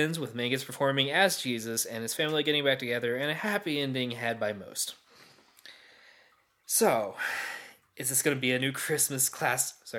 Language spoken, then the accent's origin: English; the South, United States; we're all from the South